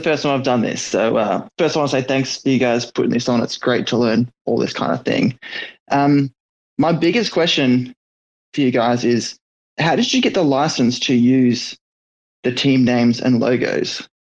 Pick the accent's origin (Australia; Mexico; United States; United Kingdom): Australia; I'm from Australia actually, but I've grown up playing baseball my entire life.